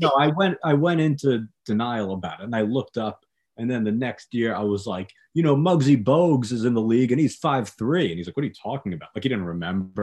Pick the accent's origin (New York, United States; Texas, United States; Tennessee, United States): New York, United States; I'm from New York